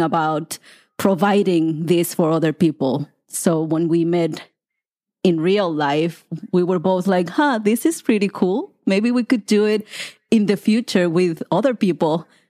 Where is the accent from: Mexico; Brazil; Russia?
Mexico; moved away; my country and my culture